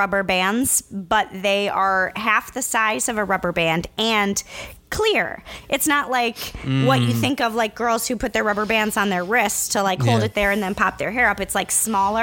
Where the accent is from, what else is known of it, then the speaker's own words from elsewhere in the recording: Midwest, United States; As a Midwesterner